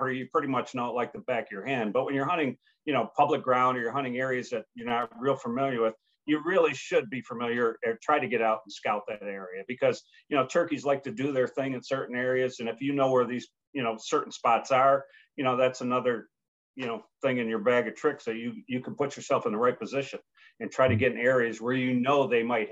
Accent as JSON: {"language": "English", "country": "United States", "tie": "born or raised there", "also_born_or_lived": "New York / Pennsylvania", "said": "growing up in New York and Pennsylvania"}